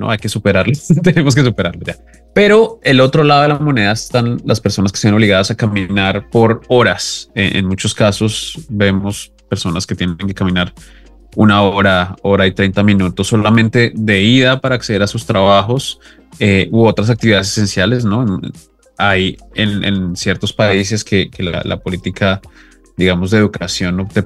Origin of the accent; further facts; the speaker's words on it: Colombia; primero disclaimer, yo soy colombiano, entonces estas palabras no se me dan muy bien